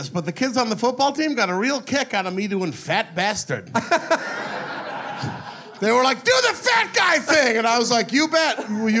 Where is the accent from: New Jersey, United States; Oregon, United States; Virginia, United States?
Oregon, United States; whereas I'm from Oregon.